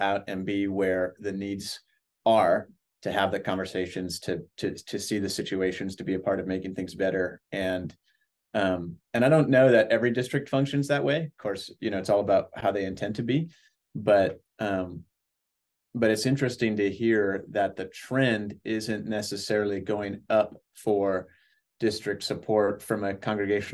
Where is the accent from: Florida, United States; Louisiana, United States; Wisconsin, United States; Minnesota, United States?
Wisconsin, United States; Northern; moved away; I come from Northern Wisconsin